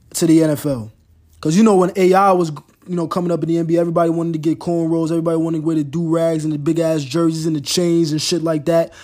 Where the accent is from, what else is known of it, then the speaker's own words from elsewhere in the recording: New York, United States; Growing up in New York, my first team as far as N F L's teams go